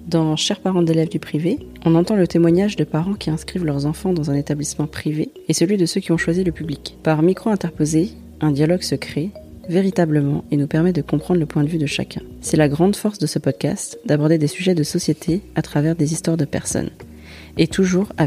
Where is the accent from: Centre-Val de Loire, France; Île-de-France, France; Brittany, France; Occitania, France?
Île-de-France, France; Colombes; j'ai 18 ans. Je suis en fac de droit. Je fais du chant à côté. Du coup, moi, j'ai grandi euh, à Colombes.